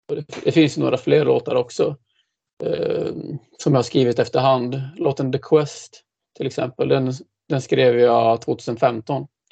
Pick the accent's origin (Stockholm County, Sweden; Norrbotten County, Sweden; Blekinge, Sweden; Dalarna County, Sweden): Dalarna County, Sweden; moved away as an adult; also born or lived in Gothenburg; now in Linköping, Sweden; jag är ju ursprungligen dalmas